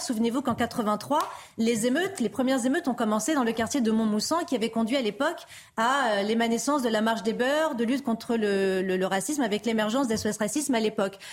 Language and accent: French; France; en tant que Français, en tant que citoyens